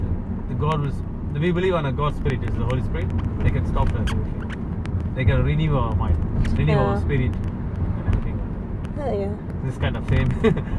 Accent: India; I'm from India

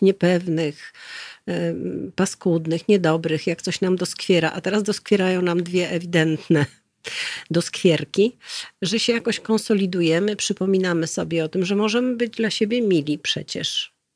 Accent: Warsaw, Masovian Voivodeship, Poland; moved away as an adult; also born or lived in Szafranki near Goniądz (childhood summers) / Korea; ja się urodziłam i wychowałam na Saskiej Kępie

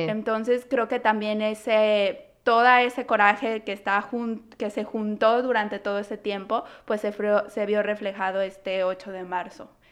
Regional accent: Guadalajara, Jalisco, Mexico; now in Toronto, Canada; Guadalajara, que es de donde yo soy

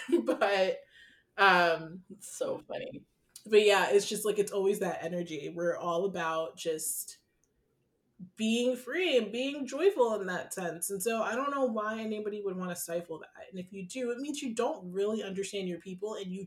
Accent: Ghana; Like I love at the end of the day being Ghanaian and going to a Ghanaian party of some sort

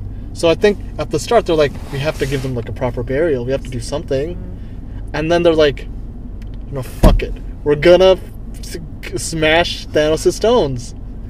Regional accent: Canada; I'm a Canadian

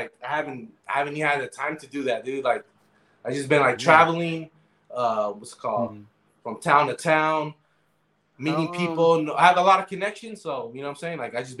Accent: San Francisco, California, United States; moved away as an adult; now in Colombia; me growing up in San Francisco, being like street smart

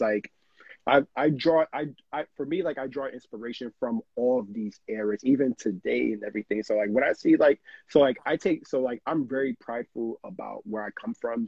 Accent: New York City, New York, United States; born and raised in New York

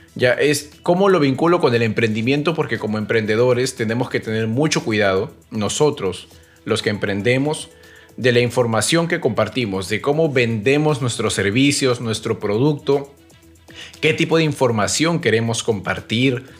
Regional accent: Peru; como peruanos

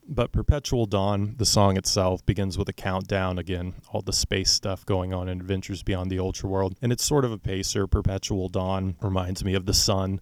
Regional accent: Oklahoma City, Oklahoma, United States; I'm from Oklahoma City

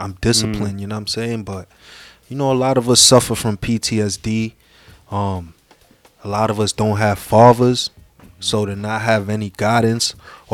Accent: New York City, New York, United States; Spanish Harlem, born and raised

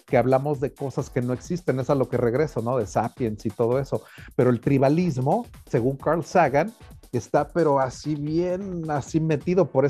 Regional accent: Spain; Y somos los españoles, pues a huevos, esta la horchata original.

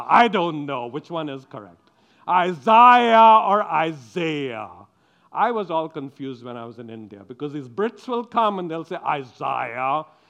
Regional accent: Sweden; We live in the West. We do not show our anger, especially when we come from Sweden.

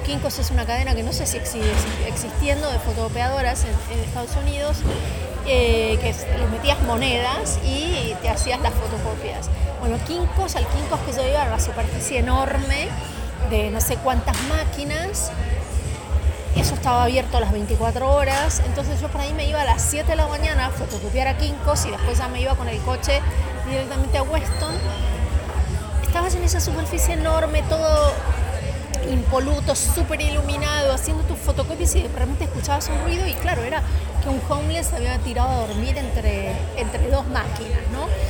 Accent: Argentina; moved away as an adult; also born or lived in Miami; yo me fui de Argentina sin querer irme

